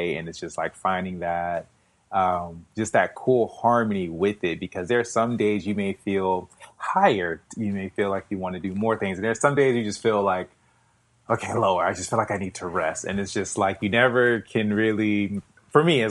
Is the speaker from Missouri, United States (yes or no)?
no; South Florida, United States; Florida, born and raised in South Florida